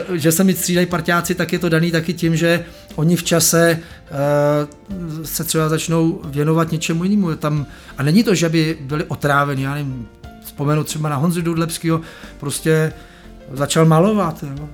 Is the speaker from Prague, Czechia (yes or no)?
yes; Prague, Czechia; Já jsem vyrostl tady v Praze na horách, na Proseku